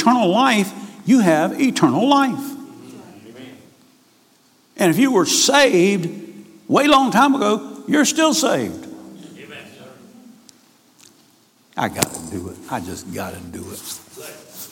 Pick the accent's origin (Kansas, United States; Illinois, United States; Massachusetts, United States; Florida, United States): Florida, United States; Key West; I was raised in Key West.